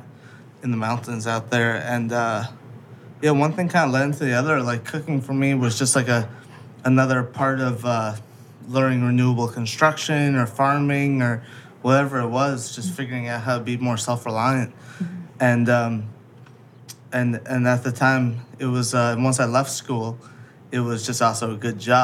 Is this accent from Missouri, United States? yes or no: no; White Plains, New York, United States; where we grew up mainly in White Plains